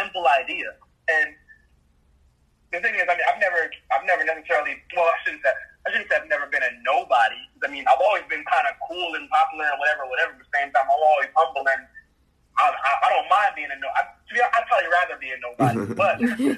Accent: Jamaica; being a Jamaican, our number one, I guess, resource or revenue generator is tourism

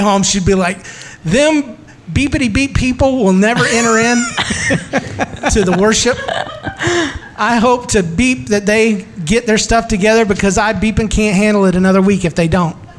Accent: St. Louis, Missouri, United States; moved away; We grew up. I moved away from St. Louis.

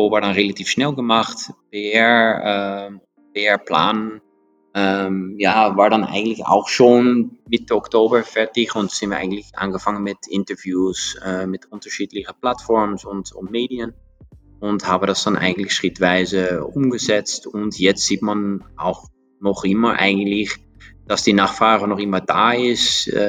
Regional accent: Netherlands; German is a second language; now in Austria; ich komme aus Holland, aber ich glaube, das, das, das ist klar, das hört man.

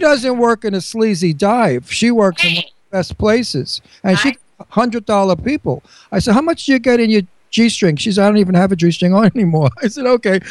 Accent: New York, United States; accent: New York; now in Pennsylvania, United States; I have a New York accent. I never want to lose it.

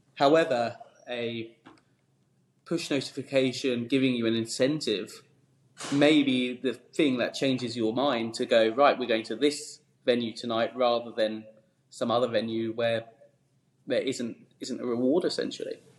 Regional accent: Esher, South East England, United Kingdom; I grew up in Surrey, um, near sort of Hampton Court, uh, Esher, that sort of neck of the woods

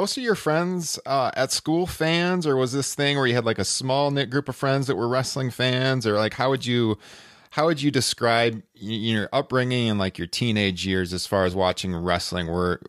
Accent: Iowa, United States; So myself and then Justin, who is on the podcast as well, we're both in Iowa and in the Waterloo Cedar Falls area.

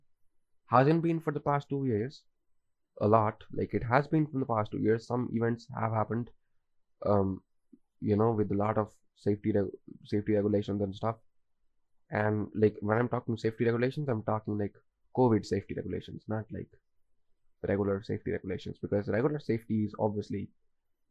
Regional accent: India; as an Indian

